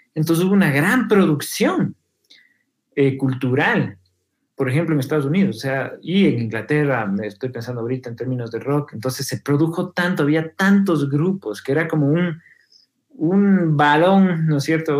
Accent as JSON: {"language": "Spanish", "town": "Quito", "region": "Pichincha", "country": "Ecuador", "said": "yo como quiteño"}